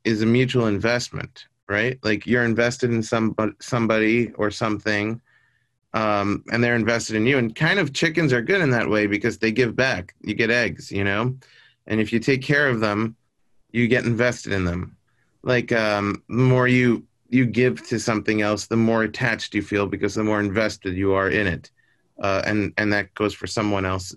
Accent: New York, United States; now in Los Angeles, United States; I was born in New York.

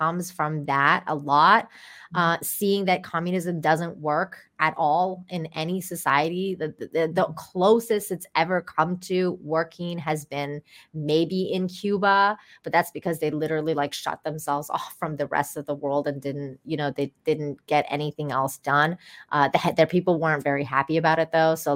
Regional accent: Iran; moved away; I grew up in Iran

